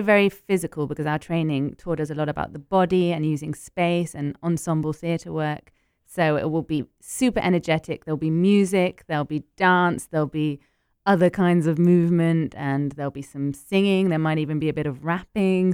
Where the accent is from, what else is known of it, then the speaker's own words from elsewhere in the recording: United Kingdom; also born or lived in Paris, France; now in London, United Kingdom; I'm British and Ecuadorian